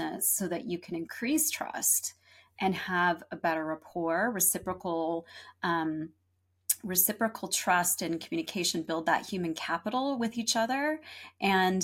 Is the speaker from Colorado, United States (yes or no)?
no; San Diego, California, United States; also born or lived in Los Angeles; San Diego, where I grew up